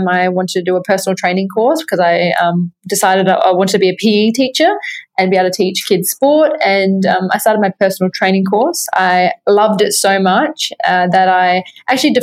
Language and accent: English; Adelaide, South Australia, Australia; I was from Australia. I was from Adelaide, which is like not Sydney